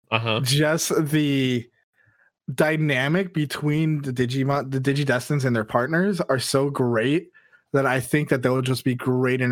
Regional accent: United States; I'm American

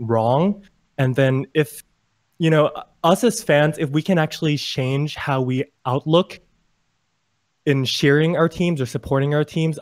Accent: Bangkok, Thailand; I'm personally originally from Bangkok, Thailand

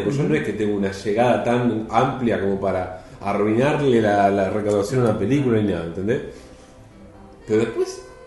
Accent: Mar del Plata, Buenos Aires Province, Argentina; moved away as an adult; yo soy de Mar del Plata y, ya y hace ya exactamente un año, en septiembre del año pasado, me mudé

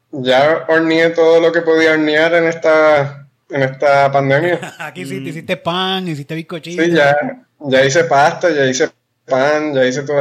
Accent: Trujillo Alto, Puerto Rico; yo soy de Trujillo, yo soy de Trujillo.

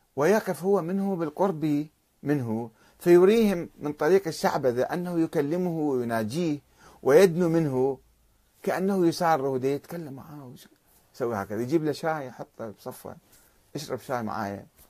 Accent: Iraq; عندنا بالعراق

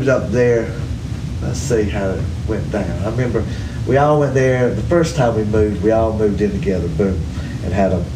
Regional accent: Hartsville, South Carolina, United States; I grew up in Hartsville, South Carolina

